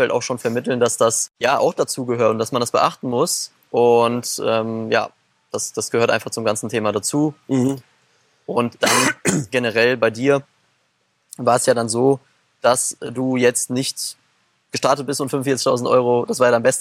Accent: Germany; wir sind ja schon mhm sagen wir auch äh, als Deutsche sehr privilegiert

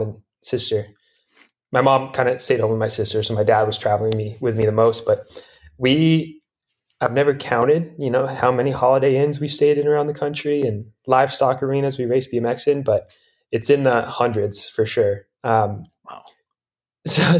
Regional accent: Durango, Colorado, United States; I'm from Durango, Colorado

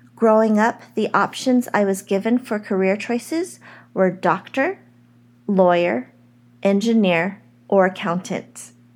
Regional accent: United States; I am an American-born Chinese

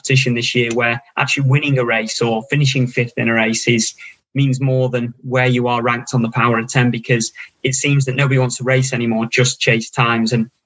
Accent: Stockport, North West England, United Kingdom; I was born and bred in Stockport

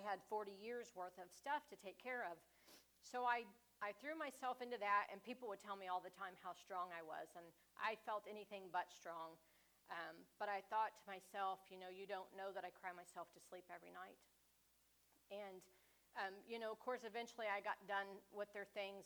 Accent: Independence, United States; moved away as an adult; now in Richmond; I grew up in Independence in a church called Full Gospel

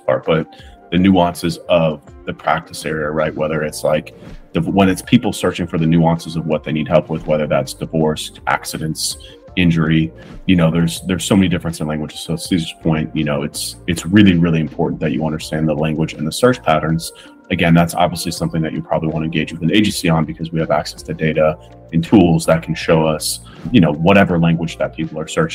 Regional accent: Boston, Massachusetts, United States; moved away as an adult; now in Miami, United States; I'm originally from Boston, Massachusetts, and I've been in Miami now for 11 years

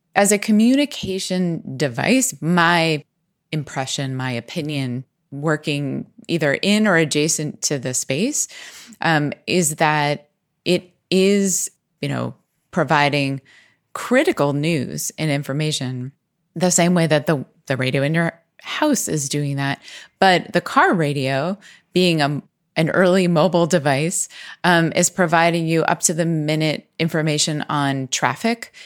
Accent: Pennsylvania, United States; in our area where we grew up in Pennsylvania

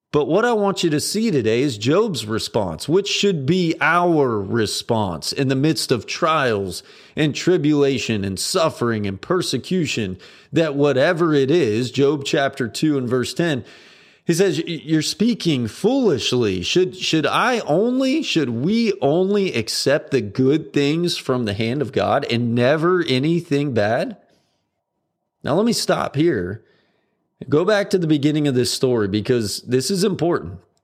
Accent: United States; as an American

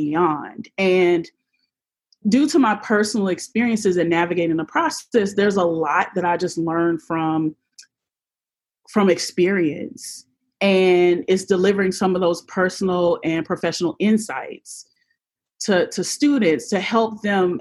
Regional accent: Jacksonville, Florida, United States; my hometown of Jacksonville, Florida.

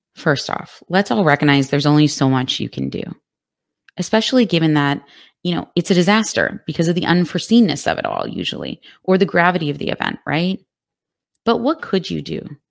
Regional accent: Texas, United States; my home state of Texas

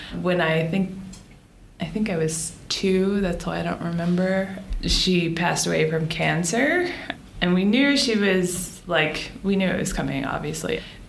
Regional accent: Boston, Massachusetts, United States; born there; also born or lived in Florida; I was born in Boston and then moved to Florida and then back to Boston and then here.

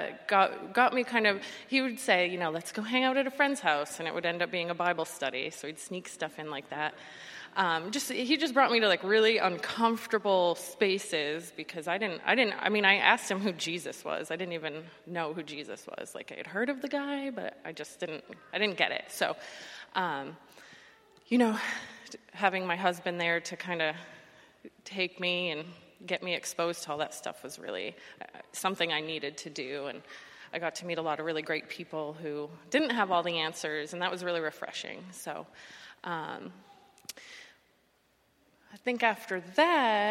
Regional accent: the North, United States; moved away as an adult; now in Florida, United States; I grew up in the North, and having like a faith background isn't that prevalent up there

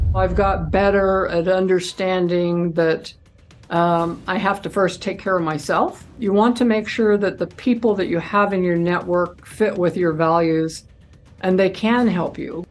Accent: Idaho, United States; moved away; also born or lived in Utah; I'm from Idaho too

